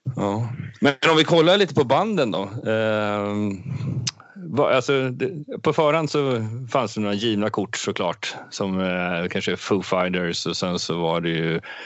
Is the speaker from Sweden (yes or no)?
yes; Sweden